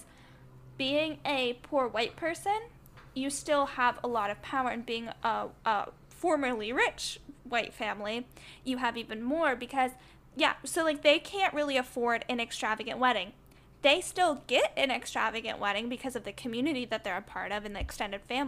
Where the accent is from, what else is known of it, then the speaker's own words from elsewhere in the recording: the South, United States; I grew up in the South